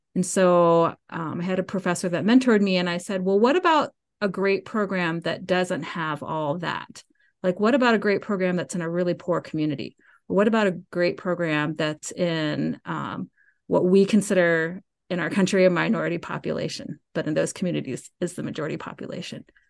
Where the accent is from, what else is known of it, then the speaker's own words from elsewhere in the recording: Marietta, Georgia, United States; moved away as an adult; also born or lived in Chicago, Illinois; I grew up in Cobb County